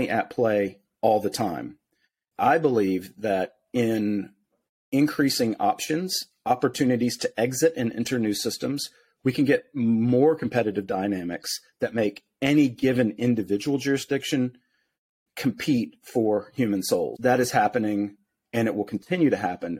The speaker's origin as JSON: {"language": "English", "country": "United States", "tie": "born or raised there", "said": "growing up in the United States"}